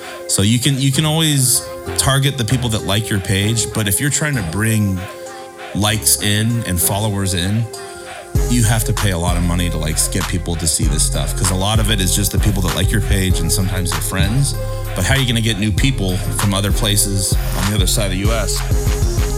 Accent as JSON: {"language": "English", "town": "Encinitas", "region": "California", "country": "United States", "tie": "born or raised there", "also_born_or_lived": "San Diego / Chico", "said": "I was born in San Diego. Grew up in Encinitas. Went to Chico"}